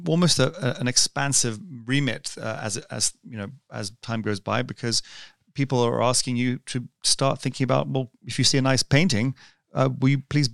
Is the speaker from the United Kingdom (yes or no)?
yes; London, United Kingdom; we were growing up in London